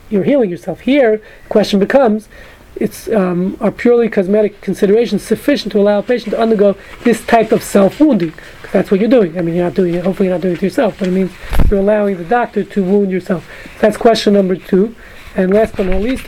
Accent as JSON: {"language": "English", "town": "New York City", "region": "New York", "country": "United States", "tie": "born or raised there", "moved": "yes", "said": "I grew up in Brooklyn"}